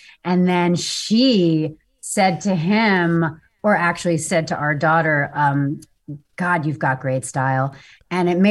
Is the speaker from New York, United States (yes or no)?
yes; Bedford, New York, United States; I grew up in Bedford, New York, which is so beautiful